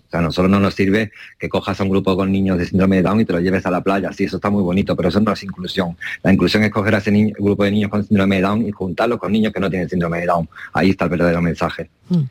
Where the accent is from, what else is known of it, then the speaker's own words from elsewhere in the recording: Málaga, Andalusia, Spain; now in Ibiza, Spain; Soy más, soy más boquerón